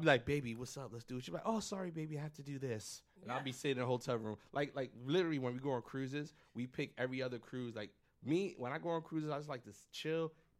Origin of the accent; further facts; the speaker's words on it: New York City, New York, United States; I'm from the Bronx, New York